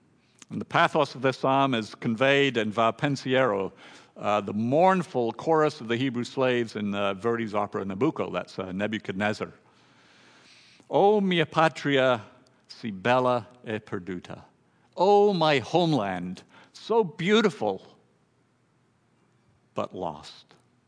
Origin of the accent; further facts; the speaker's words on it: Thailand; For me, growing up in Thailand, all my family, we all had Thai names, carefully chosen for their meaning by my father.